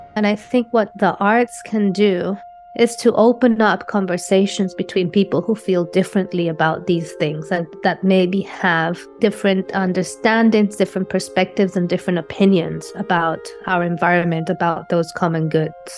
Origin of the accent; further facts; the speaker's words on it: Colombia; moved away as an adult; also born or lived in London, United Kingdom / Puerto Rico / New York, United States; now in Los Angeles, United States; I was born in London in 1978 from Colombian parents. And uh, I moved back to Colombia when I was six years old. I went to art school in Colombia